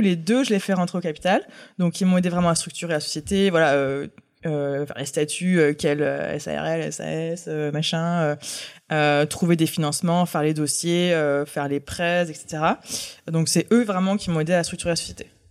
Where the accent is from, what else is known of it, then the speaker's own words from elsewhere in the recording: Aix-en-Provence, Provence-Alpes-Côte d'Azur, France; also born or lived in Paris; Alors je suis née à Paris. Et euh, mes parents ont déménagé dans le sud, à Aix-en-Provence, quand j'avais 5 ans. Donc en fait, euh, j'ai grandi à Aix